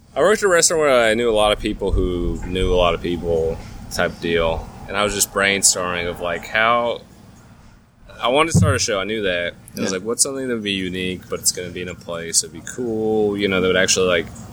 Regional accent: California, United States; also born or lived in Orange County, California; now in Nashville, United States; there's a lot of people from California who I grew up

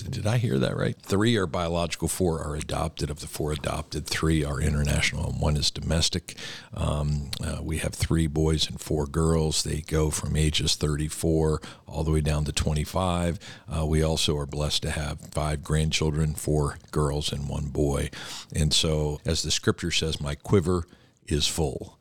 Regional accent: outside of Philadelphia, Pennsylvania, United States; I was born and raised outside of Philadelphia, Pennsylvania

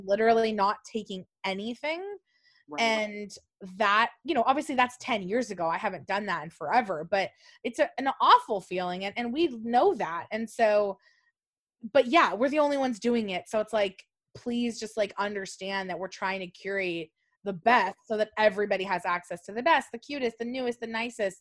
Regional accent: Buena Park, California, United States; I'm from Orange County

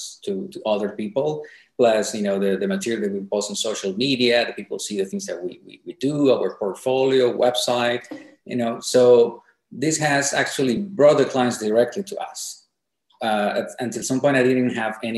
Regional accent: Colombia; moved away as an adult; now in Shenzhen, China; I'm from Colombia

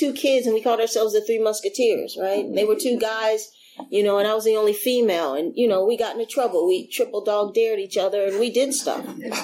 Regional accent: San Francisco, California, United States; I grew up in San Francisco.

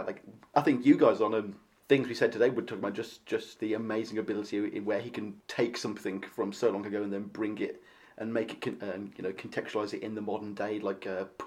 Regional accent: United Kingdom; as a Brit

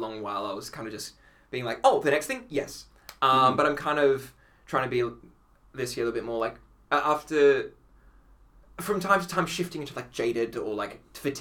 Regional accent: Australia; accent: Australian Italian; my Australian Italian accent

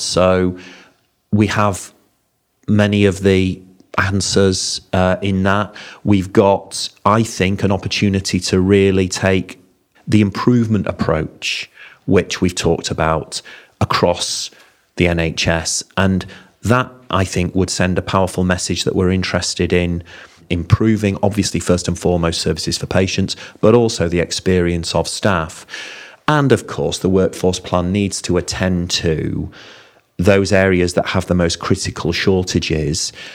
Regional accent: Bingley, Yorkshire and the Humber, United Kingdom; I'm a Yorkshireman. I'm from Bingley

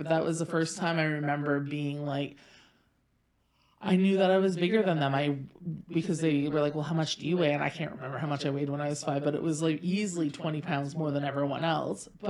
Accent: Pembroke, Ontario, Canada; also born or lived in Saint John, New Brunswick; I was born in St. John, New Brunswick, lived in Pembroke, Ontario for about a decade through my elementary school years

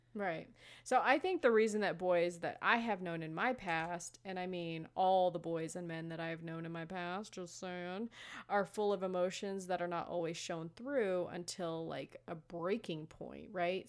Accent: Las Vegas, Nevada, United States; I'm from Las Vegas, okay? I come from where glitter and strippers happen.

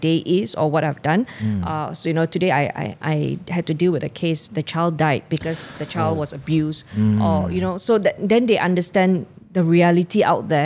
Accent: Subang Jaya, Selangor, Malaysia; my hometown, Subang Jaya.

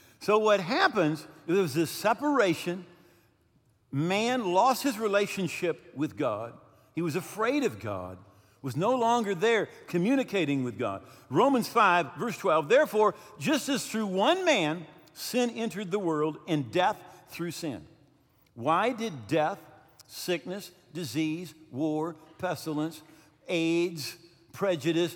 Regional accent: United States; also born or lived in Mexico; we're American

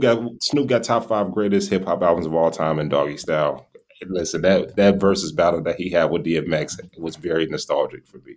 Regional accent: Gary, Indiana, United States; also born or lived in Sacramento, California; now in Iowa, United States; I grew up in Gary, Indiana

